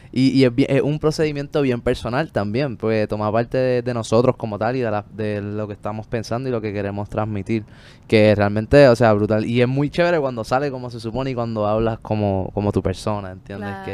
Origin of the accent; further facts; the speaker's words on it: Puerto Rico; desde niños a todos nos lo muestran aquí, por lo menos en Puerto Rico